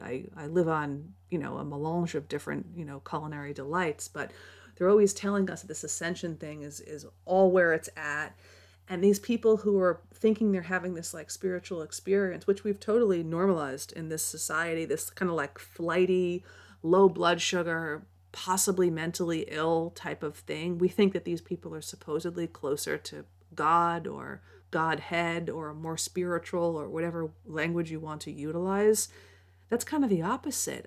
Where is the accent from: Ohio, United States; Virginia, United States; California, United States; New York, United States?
New York, United States; I grew up in New York